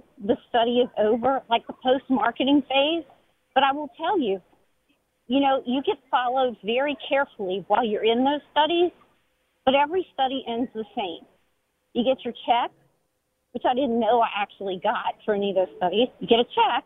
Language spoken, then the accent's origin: English; New Orleans, Louisiana, United States; I'm from New Orleans